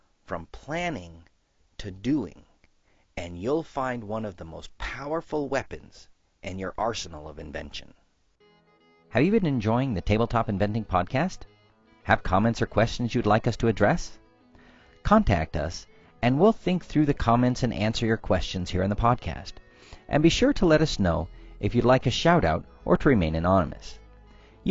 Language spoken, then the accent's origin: English; Southeast, United States; I grew up in the Southeast